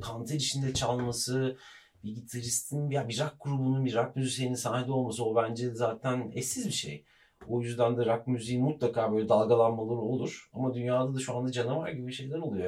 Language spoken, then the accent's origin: Turkish; Ankara, Turkey; biz Ankaralıyız. Bizim Ankara'daki ev Gençlik Caddesi'nde Anıtkabir'in karşısında büyüdüm ben